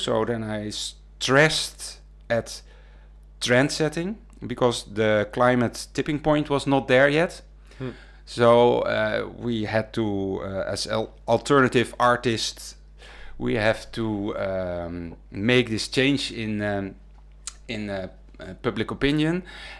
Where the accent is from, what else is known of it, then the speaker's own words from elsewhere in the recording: Wageningen, Gelderland, Netherlands; And I come from Wageningen.